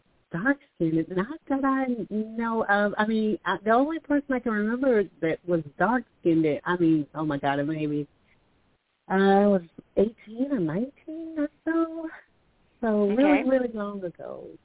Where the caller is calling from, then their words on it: Alabama, United States; calling from Alabama.